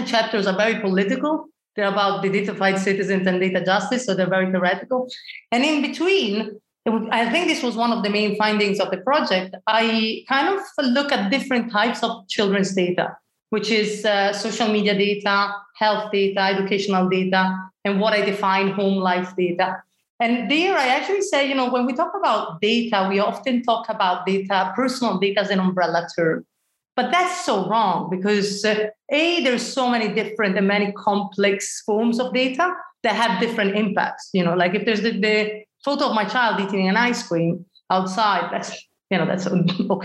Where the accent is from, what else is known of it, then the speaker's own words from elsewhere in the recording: Italy; moved away; I come from Italy originally